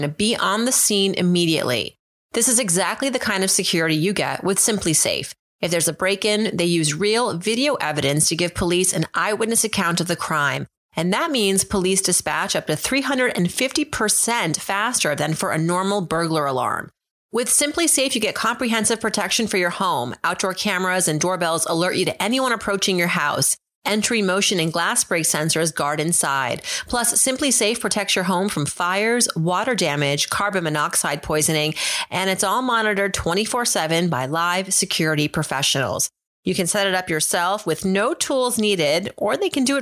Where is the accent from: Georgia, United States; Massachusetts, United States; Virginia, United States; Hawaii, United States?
Massachusetts, United States; Worcester; I was born in Worcester, Massachusetts, but I'm 1 degree from Shiraz